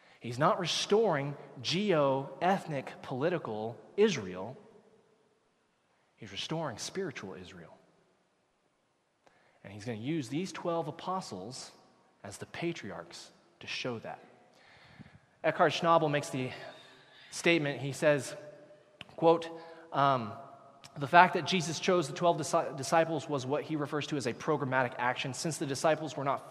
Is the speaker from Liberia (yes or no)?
no; Canada; Canadians, where did we come from? We came from England, came from Great Britain.